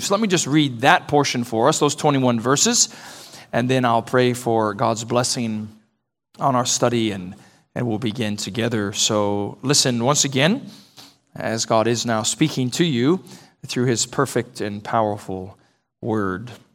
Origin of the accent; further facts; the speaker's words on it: Texas, United States; I've been a Texan my whole life